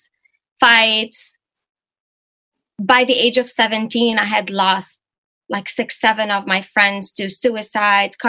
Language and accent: English; Lebanon; moved away; I grew up in Lebanon